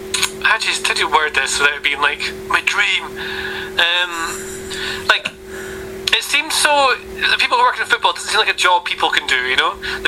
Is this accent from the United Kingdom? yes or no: yes; Oldmeldrum, Scotland, United Kingdom; moved away as an adult; also born or lived in Aberdeen; now in London, United Kingdom; I'm from Old Meldrum originally. So Aberdeenshire